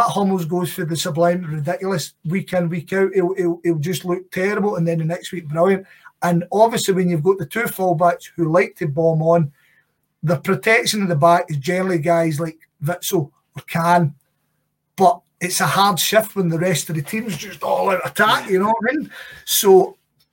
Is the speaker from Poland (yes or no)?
no; Scotland, United Kingdom; as a Scottish football fan